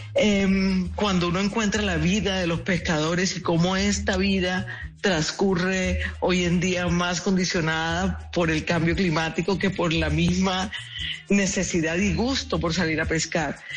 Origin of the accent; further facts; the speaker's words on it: Colombian Caribbean coast, Caribbean Region, Colombia; nuestro universo caribeño